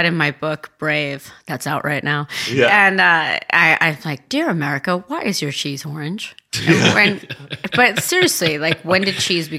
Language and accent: English; Tuscany, Italy; moved away; also born or lived in California; I grew up in Tuscany.